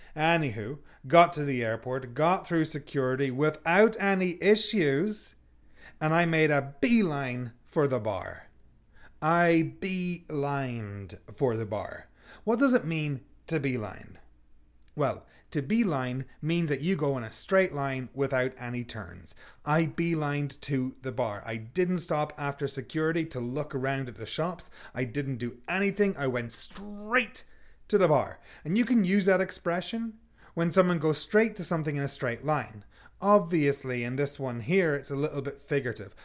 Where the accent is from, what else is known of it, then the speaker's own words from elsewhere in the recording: Sligo, Connacht, Ireland; moved away; my hometown of Sligo